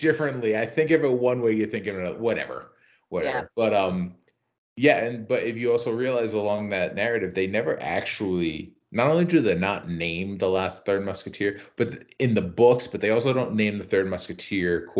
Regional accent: Rhode Island, United States; I'm from Rhode Island.

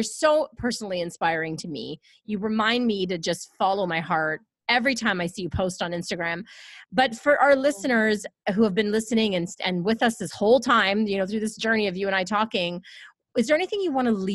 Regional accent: Canada; I have never been mad about being a Canadian. I'm so proud to be Canadian

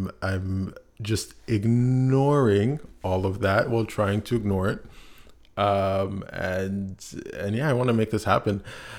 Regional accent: Montreal, Quebec, Canada; And myself, I was born in Canada, born in Montreal, Canada.

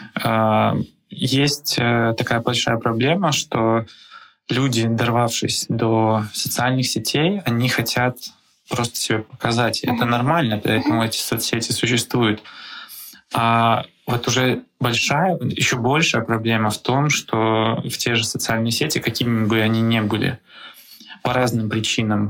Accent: Belarus; now in Prague, Czechia; Я сам из Беларуси

